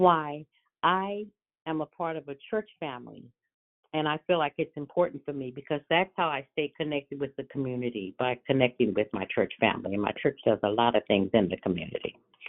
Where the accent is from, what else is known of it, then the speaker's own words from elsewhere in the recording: California, United States; I'm from California.